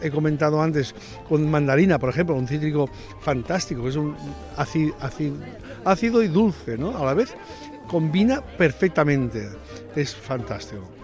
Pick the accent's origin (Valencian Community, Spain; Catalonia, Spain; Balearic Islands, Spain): Catalonia, Spain; por estar en, tierra de Navarra, siendo catalán